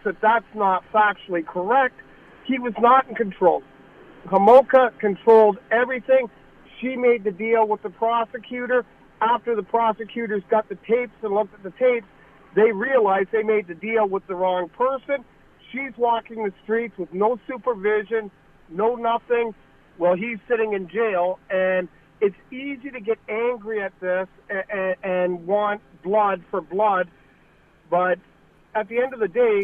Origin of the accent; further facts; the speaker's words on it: St. Catharines, Ontario, Canada; I grew up in Port Dalhousie and lived there when all this was going on